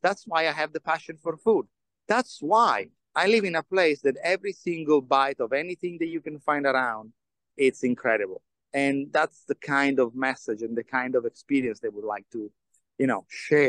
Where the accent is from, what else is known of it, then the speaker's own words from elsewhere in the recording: Turin, Piedmont, Italy; moved away; the history of my hometown.